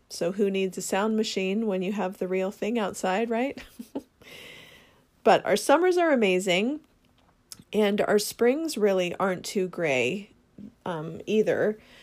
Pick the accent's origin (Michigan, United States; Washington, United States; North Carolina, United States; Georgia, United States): Washington, United States; Seattle; I grew up in Seattle, well, the Seattle area, and so it's home to me